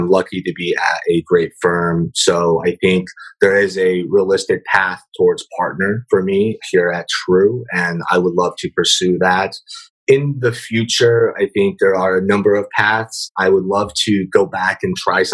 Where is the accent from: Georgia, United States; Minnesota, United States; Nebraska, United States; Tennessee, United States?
Nebraska, United States; Omaha; also born or lived in San Francisco Bay Area; now in San Francisco, United States; growing up in Omaha, Nebraska, coming to the Bay Area